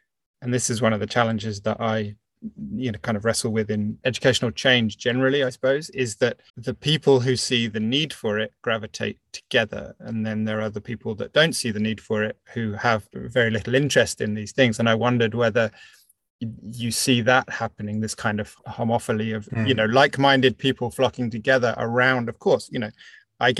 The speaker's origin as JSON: {"language": "English", "country": "United Kingdom", "moved": "yes", "lives_now": "France", "said": "I'm British, but live in France"}